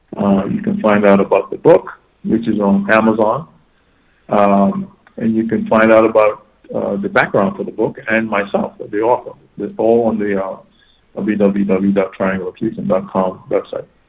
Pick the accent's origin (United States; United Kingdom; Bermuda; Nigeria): Bermuda; growing up in Bermuda with U.S. servicemen all around us